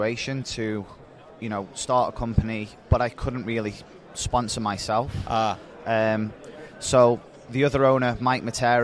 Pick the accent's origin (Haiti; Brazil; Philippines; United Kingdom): United Kingdom; Stoke-on-Trent, West Midlands; born or raised there; moved away as an adult; now in Albany, United States